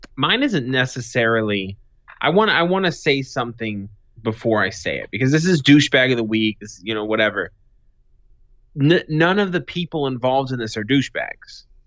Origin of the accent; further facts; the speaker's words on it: Boston, Massachusetts, United States; now in Arizona, United States; I'm from Boston, living in Arizona